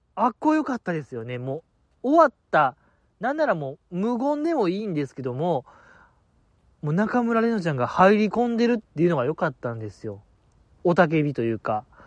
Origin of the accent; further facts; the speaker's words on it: Osaka, Japan; 大阪府民ですから